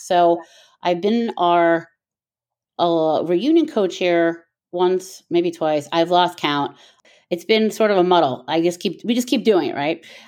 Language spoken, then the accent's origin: English; Miami, Florida, United States; moved away as an adult; I grew up in Miami, Florida